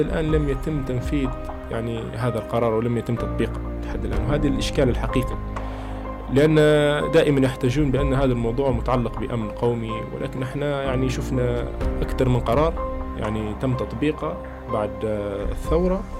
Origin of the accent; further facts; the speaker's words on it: Libya; أنا كليبي، انولدت في ليبيا وعشت في ليبيا